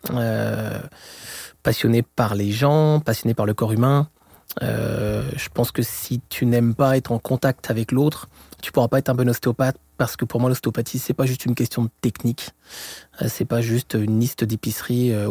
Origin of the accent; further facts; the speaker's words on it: France; accent: French; moved away as an adult; now in Montreal, Canada; Et je suis français comme mon accent l'indique. Sur ça, c'est pour les Québécois qui, qui écouteraient le podcast. Et ça fait environ donc 17 ans que je suis au Québec.